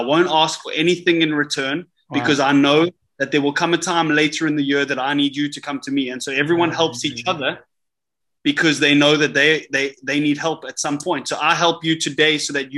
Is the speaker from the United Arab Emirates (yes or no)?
yes; Dubai, United Arab Emirates; I'm from Dubai. It's the most expensive city you can live